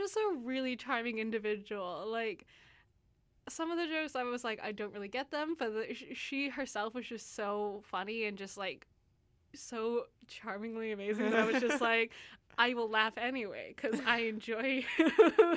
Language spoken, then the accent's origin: English; United States; now in Vancouver, Canada; I'm an American